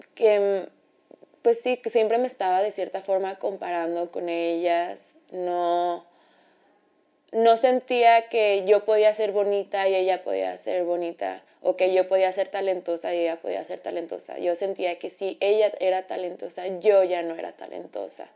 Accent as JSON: {"language": "Spanish", "town": "Ciudad Juárez", "region": "Chihuahua", "country": "Mexico", "moved": "as an adult", "lives_now": "Mexico City, Mexico", "said": "me regresé a Ciudad Juárez"}